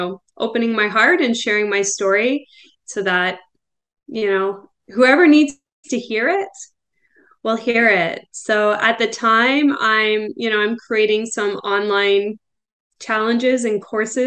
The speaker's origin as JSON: {"language": "English", "town": "Belleville", "region": "Ontario", "country": "Canada", "tie": "born or raised there", "said": "we moved back to my hometown. So we're in Belleville, Ontario now"}